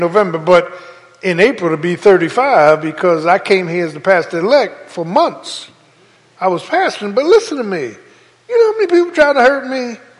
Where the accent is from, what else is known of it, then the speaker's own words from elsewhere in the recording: Philadelphia, Pennsylvania, United States; I'm from South Philly, Doc. We know how to sin.